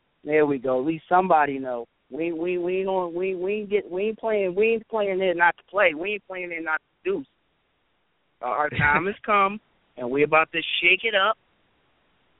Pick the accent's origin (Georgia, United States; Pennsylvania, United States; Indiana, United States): Pennsylvania, United States; Philadelphia; we're really from Philly